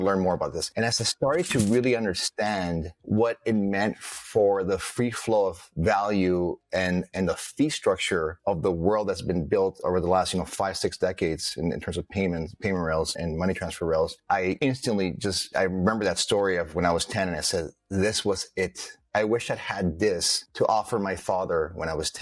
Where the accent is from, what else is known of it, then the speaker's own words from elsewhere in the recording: Los Angeles, California, United States; my parents both immigrated to the US, and we grew up in Los Angeles